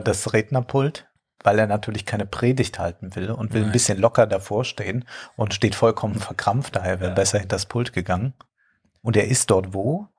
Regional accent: Rhineland-Palatinate, Germany; Ich als Rheinland-Pfälzer

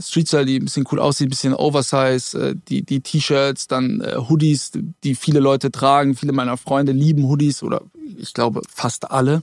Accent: Germany; ich bin in Deutschland geboren

